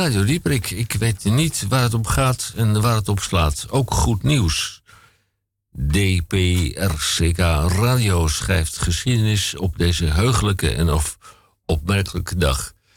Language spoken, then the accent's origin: Dutch; Koog aan de Zaan, North Holland, Netherlands; ik kom ook uit Koog aan de Zaan